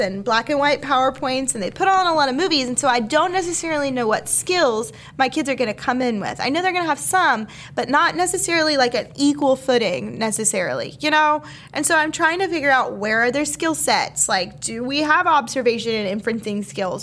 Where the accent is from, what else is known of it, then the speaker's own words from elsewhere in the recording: Alaska, United States; I was born in Alaska.